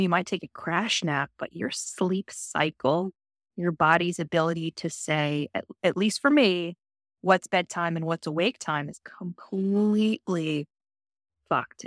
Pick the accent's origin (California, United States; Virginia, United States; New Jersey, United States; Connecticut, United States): Virginia, United States; I was born and raised in Virginia